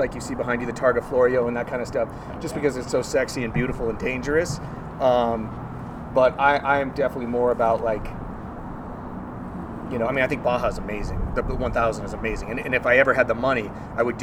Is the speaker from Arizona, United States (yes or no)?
yes; Tucson, Arizona, United States; growing up in Tucson